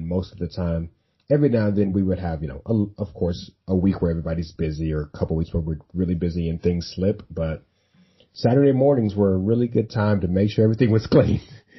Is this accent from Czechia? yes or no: no; Dallas, Texas, United States; I'm from Dallas